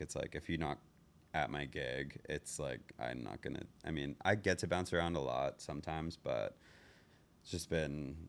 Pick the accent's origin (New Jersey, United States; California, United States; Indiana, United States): New Jersey, United States; I'm from New Jersey.